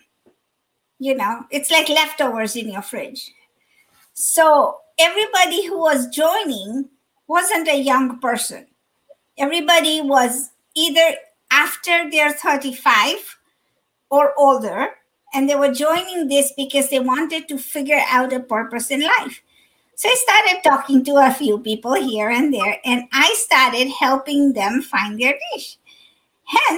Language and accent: English; Kenya; also born or lived in Dar es Salaam, Tanzania / California / Dallas, Texas; now in Chicago, United States; I'm originally from, born and raised in Kenya